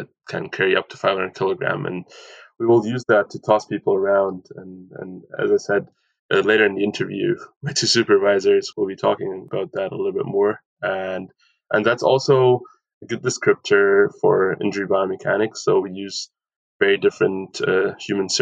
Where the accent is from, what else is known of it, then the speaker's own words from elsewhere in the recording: Aachen, North Rhine-Westphalia, Germany; moved away as an adult; now in Vancouver, Canada; Aachen, Germany, also my hometown, a very small town in Western Germany